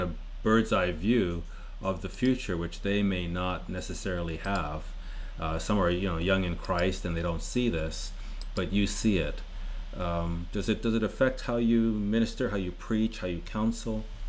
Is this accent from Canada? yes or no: yes; Canada; Murray and I are Canadian